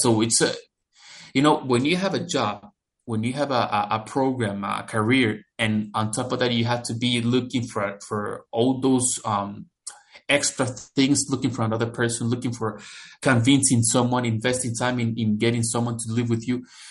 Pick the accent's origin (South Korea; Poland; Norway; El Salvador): El Salvador; moved away as an adult; now in London, Canada; I grew up in El Salvador, which is a country located in Central America, right below Mexico.